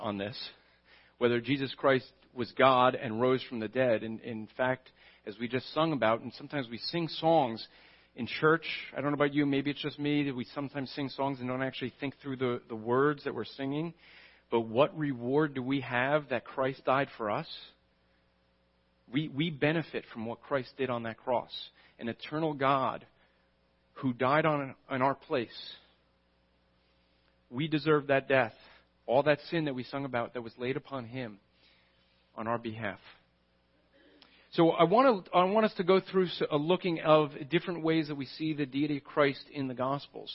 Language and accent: English; New Jersey, United States; I'm from New Jersey.